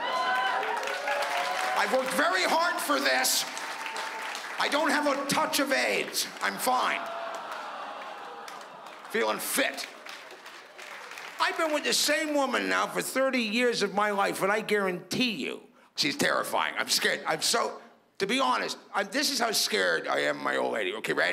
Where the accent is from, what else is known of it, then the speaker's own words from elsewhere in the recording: Toronto, Ontario, Canada; I'm from Toronto